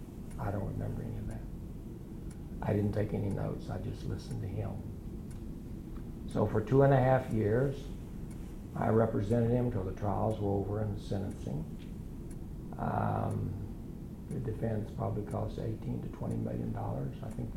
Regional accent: Enid, Oklahoma, United States; I'm a lawyer from Enid, Oklahoma.

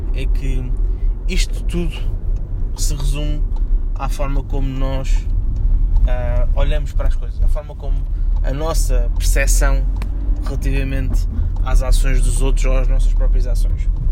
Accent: Portugal; nós, enquanto portugueses

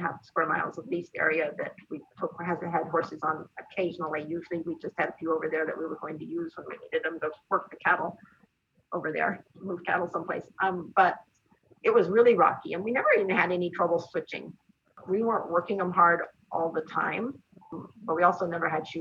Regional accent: New Mexico, United States; moved away; also born or lived in Washington; Where we grew up in New Mexico

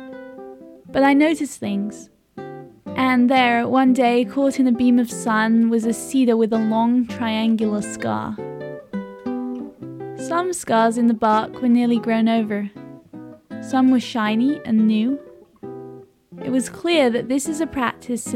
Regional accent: Cortes Island, British Columbia, Canada; moved away as an adult; When I moved away from Cortez Island to go to university

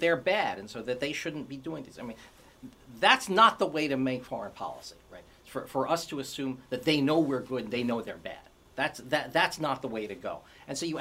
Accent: United States; I'm an American

